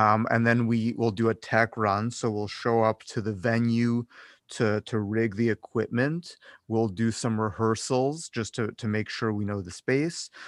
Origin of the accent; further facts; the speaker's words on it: Cleveland, Ohio, United States; moved away as an adult; now in Las Vegas, United States; I grew up in Cleveland, Ohio